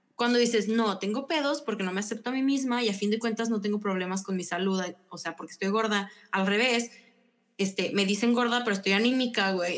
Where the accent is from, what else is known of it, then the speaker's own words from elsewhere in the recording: León, Guanajuato, Mexico; also born or lived in San Luis Potosí, Mexico; Soy panza verde y también soy potosina